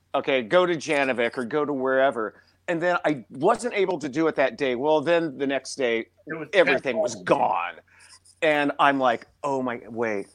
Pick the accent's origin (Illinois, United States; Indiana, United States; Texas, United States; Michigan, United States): Illinois, United States; Champaign; now in New York City, United States; my hometown, Champaign, Illinois